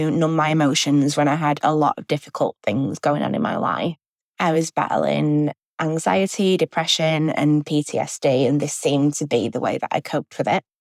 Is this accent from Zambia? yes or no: no; Manchester, North West England, United Kingdom; I'm 25, and I'm from Manchester in England in the UK.